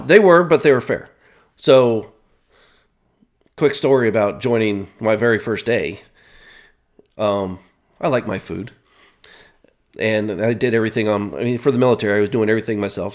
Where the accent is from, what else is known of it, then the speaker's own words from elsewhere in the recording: Worthington, Ohio, United States; moved away as an adult; also born or lived in Westerville, Ohio / Virginia; I was on the outskirts, northern Columbus, Worthington